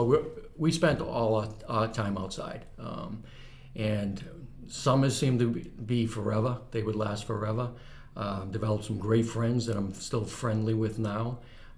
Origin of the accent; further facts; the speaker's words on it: North Andover, Massachusetts, United States; I grew up here in North Andover my whole life